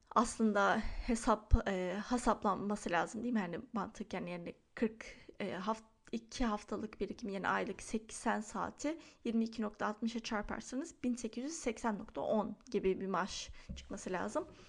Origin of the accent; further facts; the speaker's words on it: Istanbul, Turkey; moved away as an adult; now in Lake Oswego, United States; benim doğup büyüdüğüm yer Çengelköy